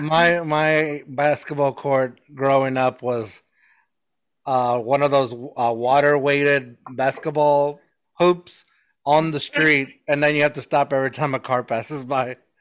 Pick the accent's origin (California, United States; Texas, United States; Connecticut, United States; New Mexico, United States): New Mexico, United States; I still refer to myself as a new Mexican.